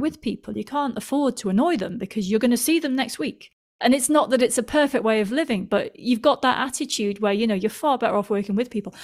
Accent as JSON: {"language": "English", "town": "Manchester", "region": "North West England", "country": "United Kingdom", "tie": "born or raised there", "moved": "yes", "lives_now": "London, United Kingdom", "said": "I come from Manchester in the U K, which is not close to any oceans"}